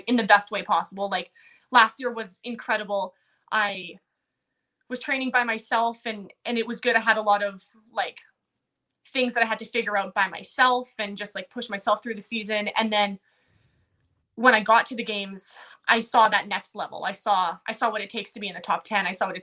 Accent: Manitoba, Canada; Because I live in Manitoba. I'm from Manitoba.

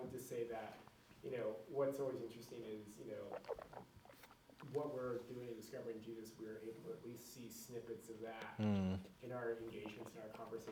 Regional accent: United States; I'm American

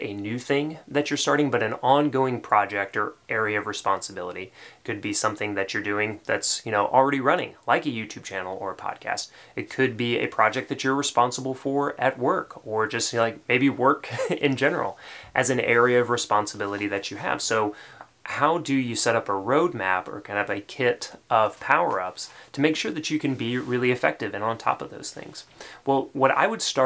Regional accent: Tennessee, United States; accent: Tennessee; my Tennessee accent

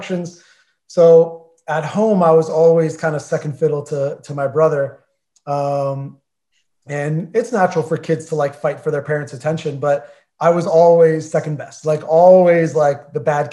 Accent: New Jersey, United States; moved away; we're all from Jersey

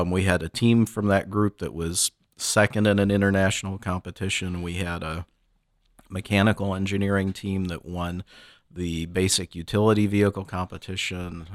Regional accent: Michigan, United States; moved away; me growing up in Michigan

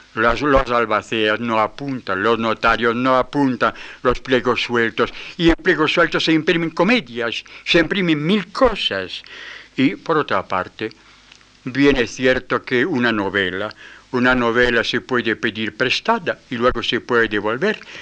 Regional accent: France

